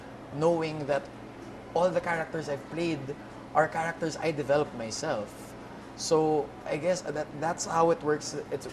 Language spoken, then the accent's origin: English; Philippines; I grew up in the Philippines. I want to be able to share whatever I've experienced in my 30 years of existence in this country